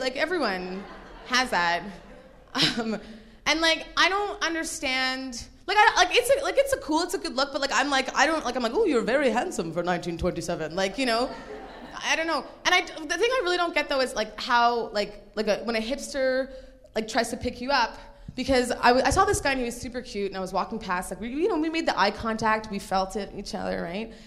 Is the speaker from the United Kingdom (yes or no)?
no; Nigeria; now in Toronto, Canada; I was born in Nigeria